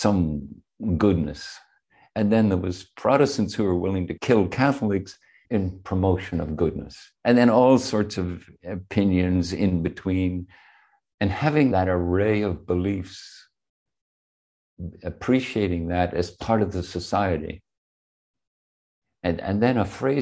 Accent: Belfast, Northern Ireland, United Kingdom; now in San Francisco, United States; I grew up in Belfast. I left in the middle of the Troubles, and then I came back just as the Troubles were ending, formally.

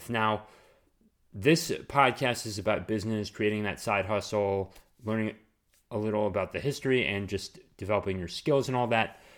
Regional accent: Southern United States, United States; accent: southern; I just went into my southern accent right there.

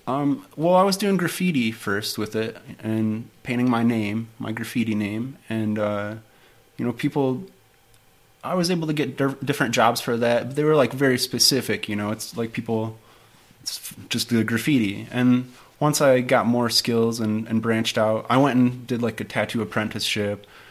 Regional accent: Detroit, Michigan, United States; moved away as an adult; I'm originally from Detroit. Uh-huh. Grew up in the Detroit area

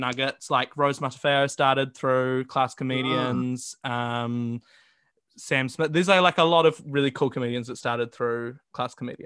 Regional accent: Wellington, New Zealand; moved away as an adult; now in Auckland, New Zealand; I grew up in Wellington

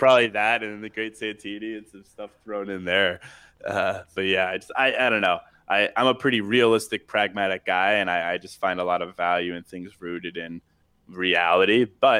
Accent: Charlottesville, Virginia, United States; I mean, I grew up in Charlottesville, Virginia. I went to a really small school. There was like 72 people in my senior class, so really small.

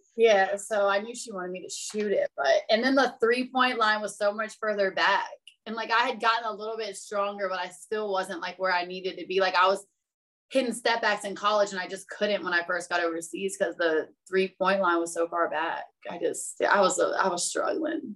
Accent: Virginia Beach, Virginia, United States; I am originally from Virginia Beach

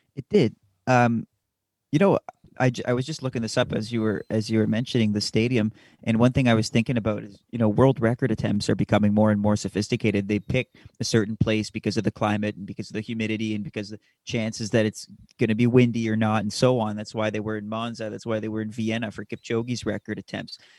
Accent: Canada; As we're Canadian

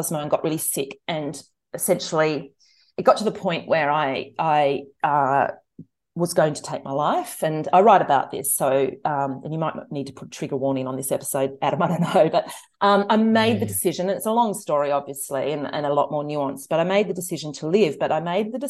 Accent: Australia; we grew up out on this subsistence living property an hour outside Canberra

